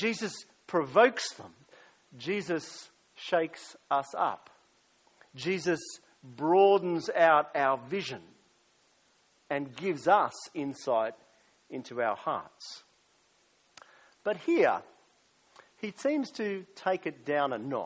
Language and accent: English; Australia; also born or lived in United States; as an Australian